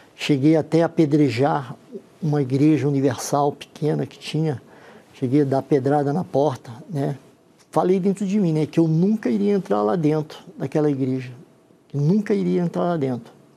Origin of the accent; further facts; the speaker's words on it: Santos, São Paulo, Brazil; sou da cidade de Santos